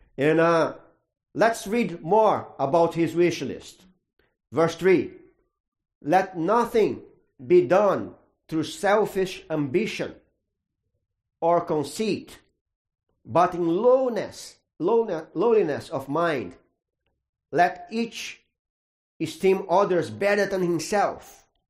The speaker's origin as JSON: {"language": "English", "country": "Brazil", "tie": "born or raised there", "moved": "yes", "said": "I grew up in Brazil, that's a Catholic country"}